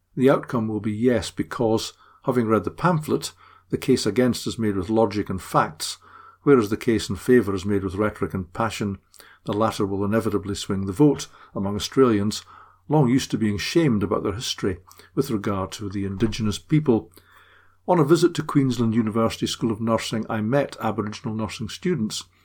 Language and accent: English; Scotland, United Kingdom; as a Scot